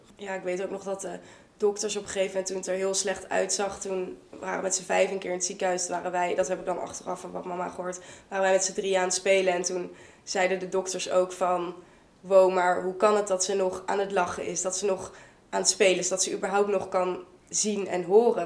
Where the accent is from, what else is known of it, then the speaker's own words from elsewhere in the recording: Vught, North Brabant, Netherlands; moved away as an adult; now in Leiden, Netherlands; Ik kom uit Vught. Ik woon inmiddels in Leiden.